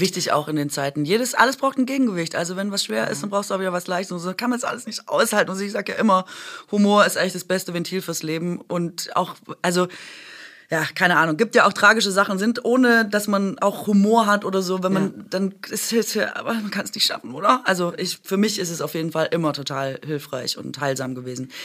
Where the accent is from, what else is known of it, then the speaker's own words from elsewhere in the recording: Swabia, Germany; ich bin doch Schwäbin